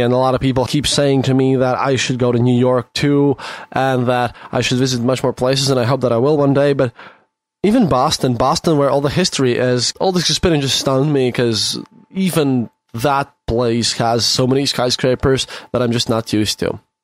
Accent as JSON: {"language": "English", "country": "Latvia", "said": "i'm from latvia"}